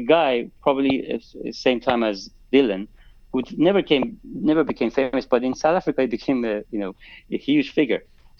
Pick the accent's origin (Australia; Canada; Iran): Iran; Tehran, Tehran Province; moved away as an adult; now in London, United Kingdom; So I moved to London from Tehran in 2004 to do my master's in engineering.